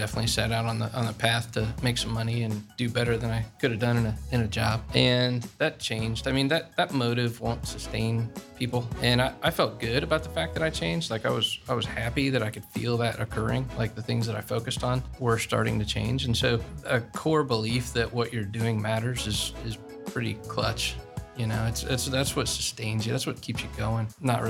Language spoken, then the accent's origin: English; Dublin, Ohio, United States; I grew up here in Dublin, Ohio, and went to Bowling Green State University